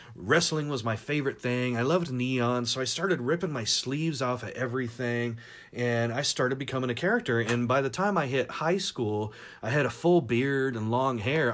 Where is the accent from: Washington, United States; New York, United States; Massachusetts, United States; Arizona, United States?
Washington, United States; Tacoma; also born or lived in Seattle / San Diego; growing up in Seattle and Tacoma in the nineties